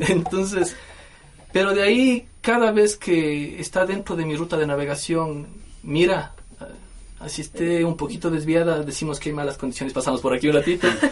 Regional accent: Mira, Carchi, Ecuador; moved away; este es mi pueblo, yo soy de aquí

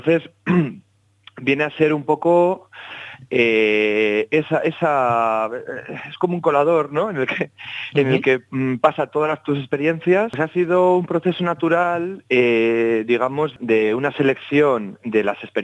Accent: Basque Country, Spain; me he adentrado estos últimos años en la investigación eh, en respecto al folclore de mi tierra, del País Vasco

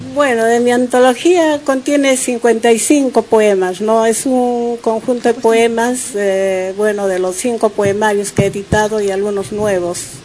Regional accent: Huancayo, Junín, Peru; Yo soy de Huancayo

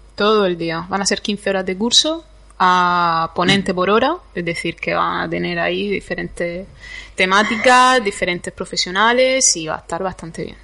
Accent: Campo de Cartagena, Region of Murcia, Spain; Yo es que vengo del campo de Cartagena y allí hay mucho limonero

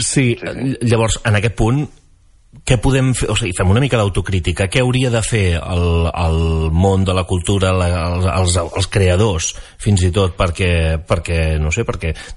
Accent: Baix Empordà, Catalonia, Spain; la gent que som del Baix Empordà

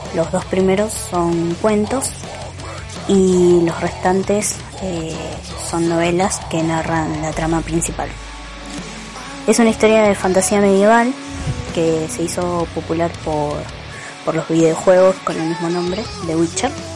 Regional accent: Villalonga, Buenos Aires Province, Argentina; soy de Villalonga

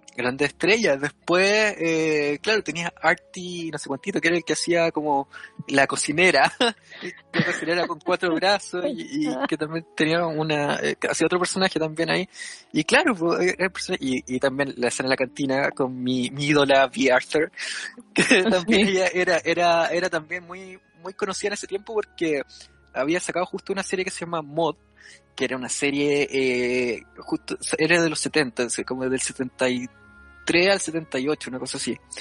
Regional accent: northern Chile, Chile; soy del norte de Chile, en Tofa.

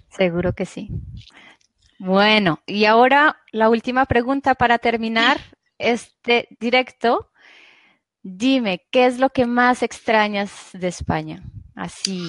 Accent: Bogotá, Colombia; moved away as an adult; now in Laval, France; no soy española, soy colombiana

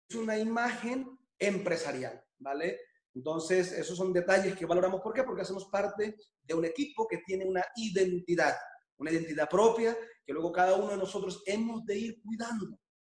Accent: Colombia; now in Barcelona, Spain; yo soy original de Colombia

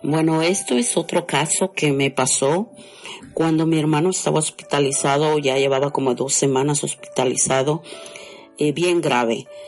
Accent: Guatemala; moved away as an adult; also born or lived in Chiapas, Mexico; now in Los Angeles, United States; de Guatemala, pero resido en Los Ángeles

